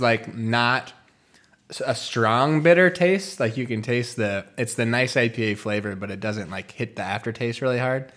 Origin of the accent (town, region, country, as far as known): United States